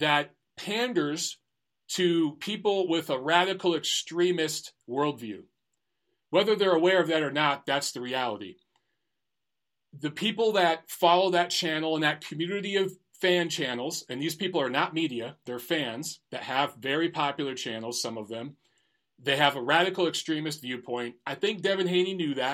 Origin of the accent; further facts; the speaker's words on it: Detroit, Michigan, United States; moved away as an adult; now in Los Angeles, United States; I grew up in Detroit in a predominantly black neighborhood. I lived in black neighborhoods my entire life until I was 30 and moved